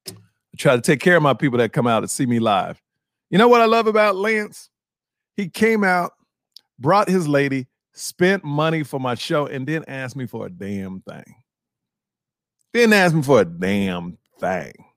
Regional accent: Houston, Texas, United States; moved away; also born or lived in Austin, Texas; I'm from Houston, Texas

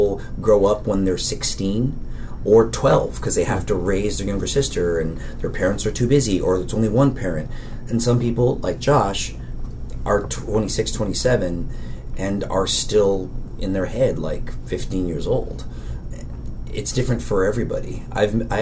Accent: Daly City, California, United States; I'm from San Francisco, and it wasn't until my senior year of high school did I really feel aware of the world outside of Daly City

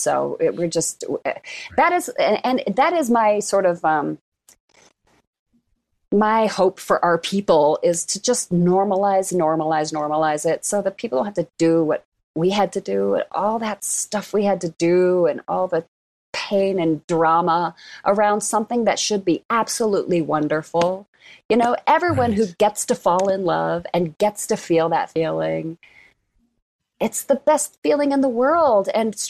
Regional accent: Castle Rock, Colorado, United States; Castle Rock, Colorado. Yeah. Flight from Castle Rock, Colorado for sure. It's really Castle Rock is a Republican enclave now.

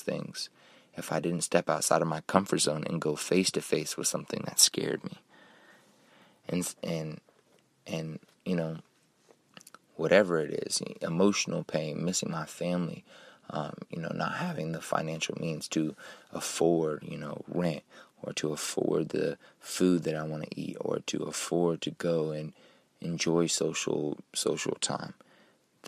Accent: Kansas City, Missouri, United States; I grew up in Kansas City, Missouri, and I always had my family by my side

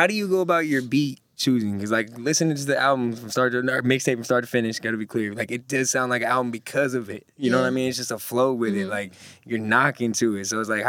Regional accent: Northern California, United States; we're from NorCal.

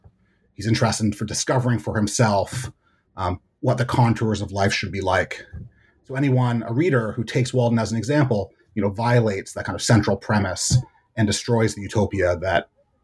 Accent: Hamilton, Ontario, Canada; moved away as an adult; also born or lived in Montreal, Canada; now in United States; So I grew up in Hamilton, Ontario, and I went to college at McGill in Montreal. And I moved to the United States to do my graduate work at the University of Chicago.

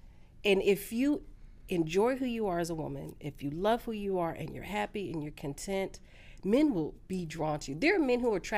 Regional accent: California, United States; also born or lived in Dallas / Tampa; now in Atlanta, United States; You couldn't tell me nothing. Coming from California.

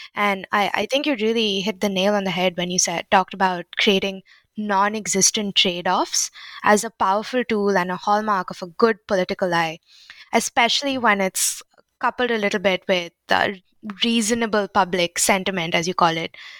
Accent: India; I'm Indian

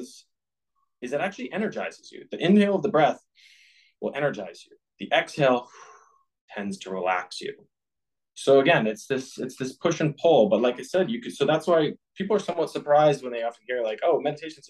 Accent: Boston, Massachusetts, United States; I grew up in the Boston area playing hockey.

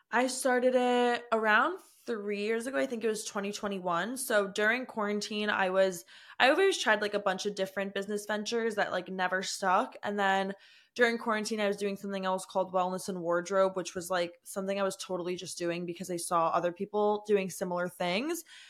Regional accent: United States; I'm from the New Jersey, New York area

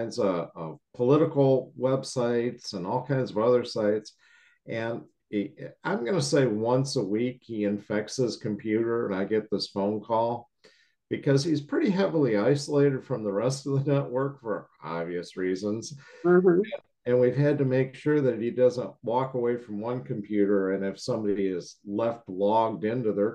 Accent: Chicago, Illinois, United States; moved away; I'm from the Midwest

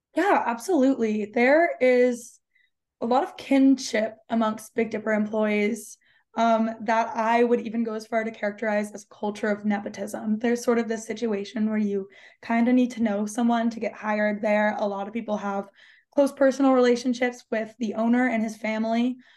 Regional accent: Oregon, United States; moved away; I'm from Oregon, um, in my home county, minimum wage was $14 an hour

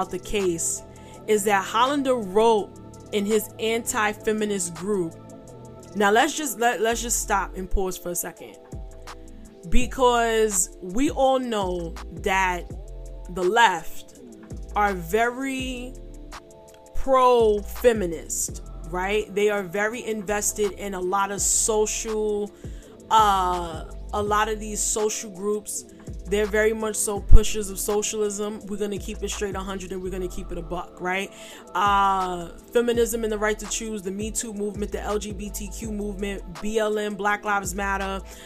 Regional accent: New York City, New York, United States; also born or lived in Catskills, New York; I'm from New York City

